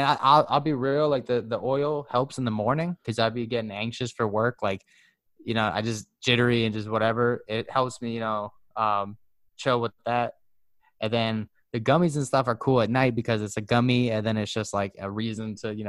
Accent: Huntington, United States; from my hometown of Huntington

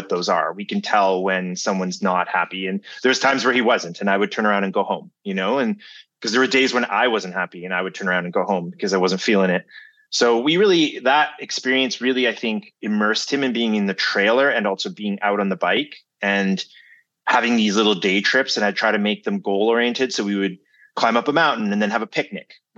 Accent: Canada; I'm Canadian

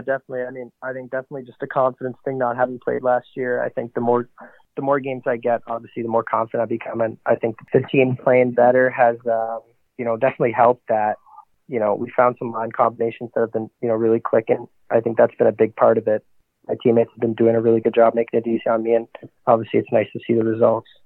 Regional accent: Mississauga, Ontario, Canada; also born or lived in Oakville, Ontario; I was born in Oakville, Ontario. Moved to Mississauga, Ontario

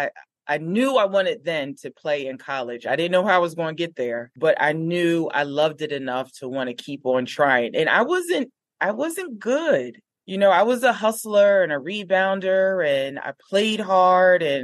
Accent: Newark, New Jersey, United States; we grew up in Newark, but just a different side

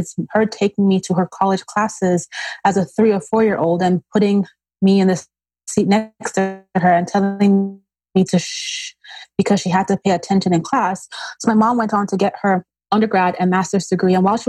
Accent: Nigeria; also born or lived in Austria; now in New Jersey, United States; Between Nigeria and Austria.

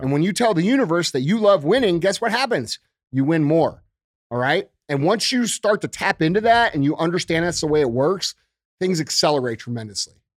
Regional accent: St. Louis, Missouri, United States; moved away as an adult; also born or lived in Springfield; I moved back to Saint Louis from Springfield

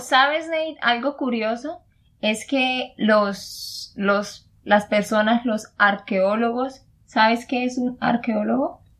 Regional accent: Santander, Colombia; de Santander, Colombia

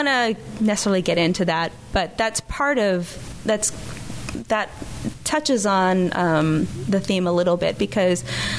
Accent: Washington, District of Columbia, United States; moved away as an adult; now in Tacoma, United States; I'm from the East Coast. I'm from the Washington, D.C. area.

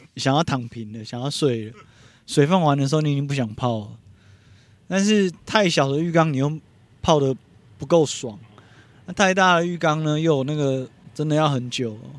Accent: Taipei, Taiwan; 小时候我是在天母长大的

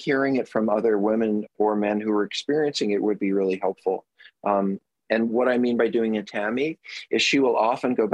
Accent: New York, United States; moved away; I'm a New Yorker

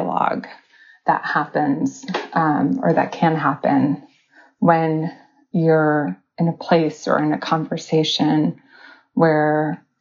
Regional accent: New York City, New York, United States; I was born on the Lower East Side of New York City, and I have three passports

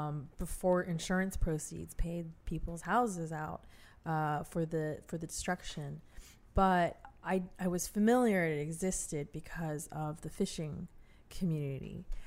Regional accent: California, United States; growing up in California

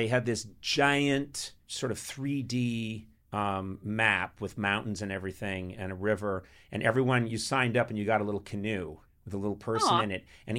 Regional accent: Boston, Massachusetts, United States; I grew up in Boston. Massachusetts.

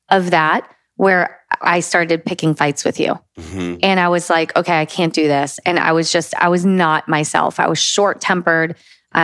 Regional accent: United States; we're the only Americans here

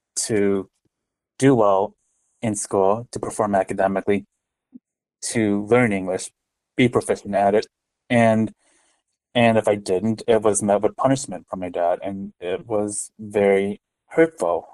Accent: Westmont, Illinois, United States; also born or lived in Lisle, Illinois / Korea / Chicago; I grew up in the Chicagoland area. I I was born in a town, uh, Lisle, Illinois, which is like about 40 minutes west of Chicago, and I lived in Westmont starting at five years old and into my adult years

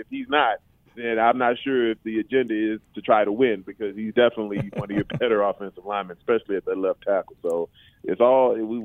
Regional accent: the South, United States; I'm from the South

